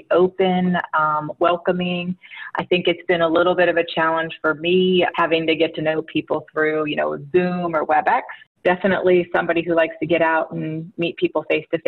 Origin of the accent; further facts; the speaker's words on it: Massillon, Ohio, United States; I was born and raised in Massillon, Ohio